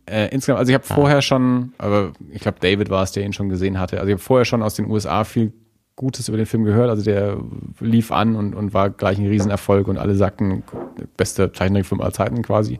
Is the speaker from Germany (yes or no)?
yes; Nuremberg, Bavaria, Germany; wir als Nürnberger